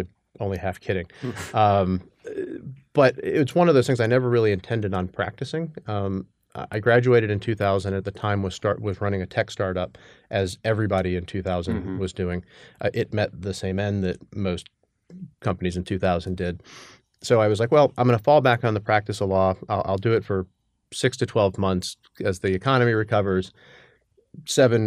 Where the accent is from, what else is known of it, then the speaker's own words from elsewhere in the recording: Atlanta, Georgia, United States; moved away as an adult; also born or lived in New York; I grew up in Atlanta, went to undergrad at Georgia Tech